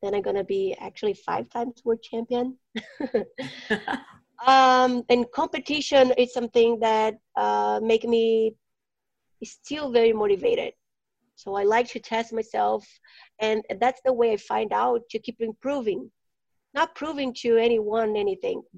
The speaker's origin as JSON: {"language": "English", "country": "Brazil", "moved": "yes", "lives_now": "Phoenix, United States", "said": "I'm from Brazil"}